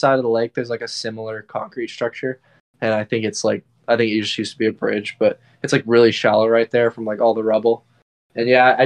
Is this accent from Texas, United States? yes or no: yes; Fort Worth, Texas, United States; also born or lived in Austin; I'm not from Austin originally. I'm actually from Fort Worth